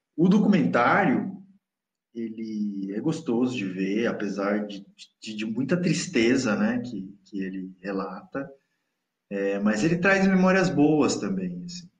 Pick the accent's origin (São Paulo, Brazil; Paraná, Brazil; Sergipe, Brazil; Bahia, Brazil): São Paulo, Brazil; Cubatão; also born or lived in Santos; por eu ter crescido na Baixada, muito mais em Cubatão do que em Santos. Eu nasci em Santos e vivi uma parte significativa também da adolescência em Santos